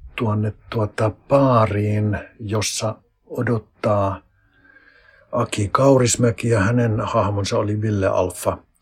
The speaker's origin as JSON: {"language": "Finnish", "country": "Finland", "tie": "born or raised there", "moved": "yes", "said": "se mun kotipaikka on ihan metsän keskellä seitsemän kilometrin päässä se tästä kuntakeskuksesta"}